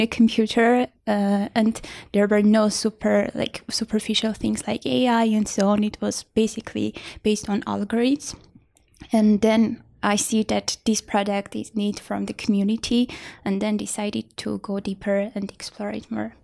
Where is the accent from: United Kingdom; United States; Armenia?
Armenia; Vanadzor, Lori; I grew up in Vonador